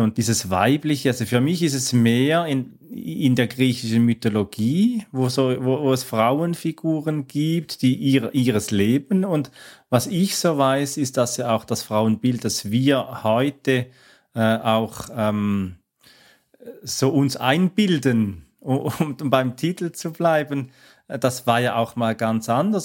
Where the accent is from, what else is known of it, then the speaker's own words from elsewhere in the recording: Switzerland; kommt ja aus äh, meiner Heimat, aus der Schweiz